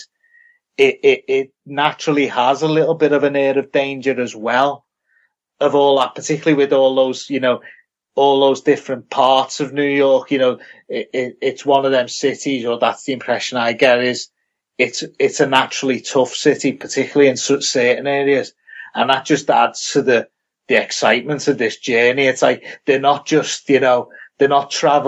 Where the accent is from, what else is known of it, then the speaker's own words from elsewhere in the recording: United Kingdom; from being British